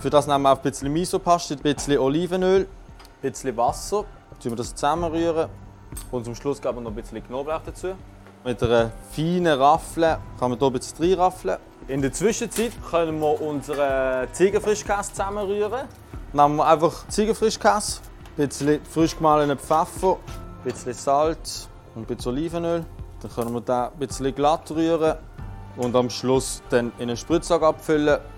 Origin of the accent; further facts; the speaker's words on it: Basel, Basel-Stadt, Switzerland; bin 29, ich komme aus Basel und bin seit Ende 2020 Küchenchef im Restaurant Kraft.